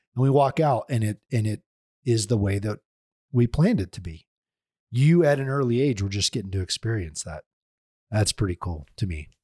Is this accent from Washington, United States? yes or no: no; Oklahoma, United States; I'm from Oklahoma